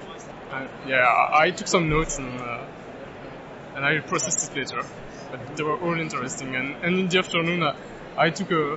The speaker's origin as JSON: {"language": "English", "country": "Belgium", "said": "I come from Belgium."}